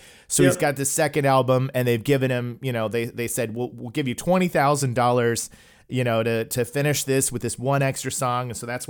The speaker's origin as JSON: {"language": "English", "town": "Tulsa", "region": "Oklahoma", "country": "United States", "tie": "born or raised there", "said": "We're originally from Tulsa, Oklahoma. That's where I was born and raised."}